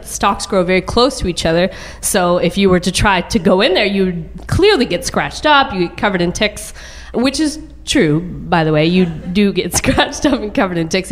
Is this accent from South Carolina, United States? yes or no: no; a suburb of Dallas, Texas, United States; born or raised there